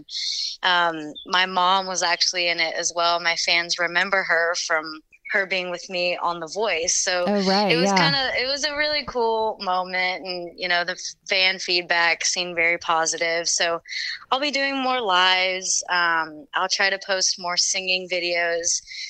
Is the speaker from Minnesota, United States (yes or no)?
no; Texas, United States; We're actually in Texas, near Houston.